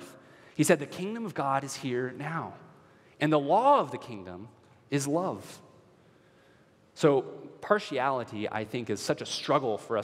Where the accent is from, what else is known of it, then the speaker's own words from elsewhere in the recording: Minnesota, United States; We're Minnesotan